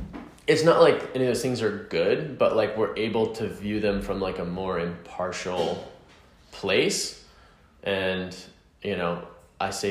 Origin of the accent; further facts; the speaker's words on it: the South, United States; I grew up in the South, like, you know, like playing football and eating